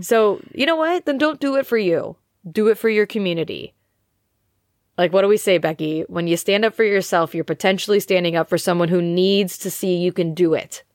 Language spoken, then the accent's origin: English; United States; now in United Kingdom; I am an American living in the U K